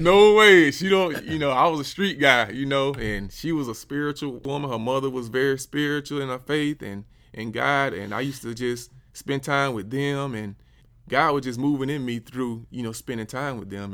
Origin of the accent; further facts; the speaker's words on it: Dothan, Alabama, United States; moved away as an adult; also born or lived in Columbus, Georgia / Atlanta, Georgia; I'm from Dothan, Alabama, born and raised.